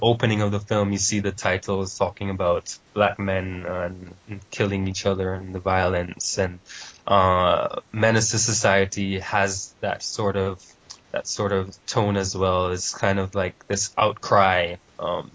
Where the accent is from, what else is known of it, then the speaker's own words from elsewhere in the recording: St. Vincent & Grenadines; also born or lived in Jamaica; I was born in Jamaica, but I grew up in a smaller island called St. Vincent